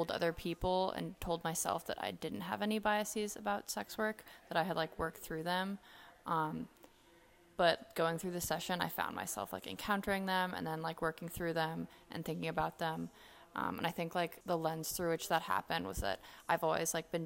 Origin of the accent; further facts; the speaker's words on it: Nairobi, Kenya; moved away; my hometown is Nairobi, Kenya.